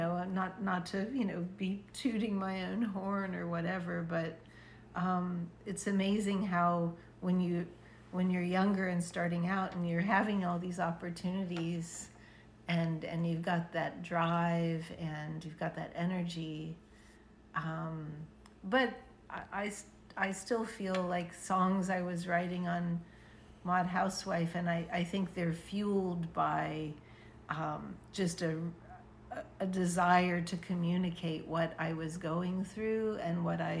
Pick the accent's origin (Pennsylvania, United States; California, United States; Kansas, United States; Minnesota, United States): Pennsylvania, United States; Pittsburgh; born or raised there; moved away